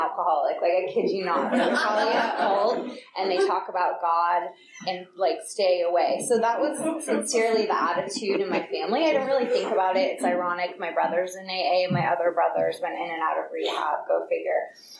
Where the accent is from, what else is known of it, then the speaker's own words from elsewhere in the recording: Piedmont, California, United States; also born or lived in San Francisco; I was born in San Francisco, grew up in Piedmont